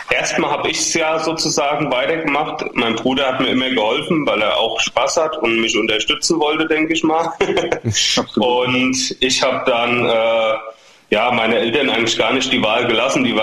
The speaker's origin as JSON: {"language": "German", "town": "Ingelheim", "region": "Rhineland-Palatinate", "country": "Germany", "said": "Genau, also wir kommen ja sogar nur aus dem Stadtteil von Ingelheim sozusagen. Wir kommen aus Großwindernheim, genauer gesagt."}